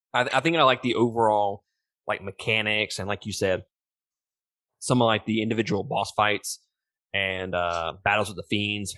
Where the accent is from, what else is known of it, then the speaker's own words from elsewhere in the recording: Mississippi, United States; I'm from Mississippi